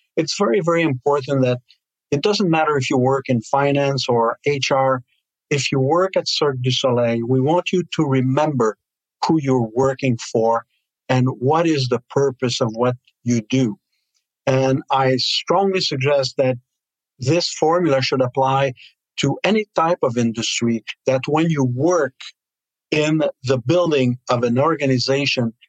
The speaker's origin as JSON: {"language": "English", "country": "Canada", "said": "we have as Canadian, also as we have here in Montreal"}